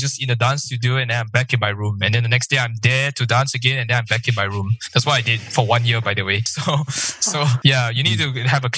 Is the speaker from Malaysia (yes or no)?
yes; Malaysia; I'm from Malaysia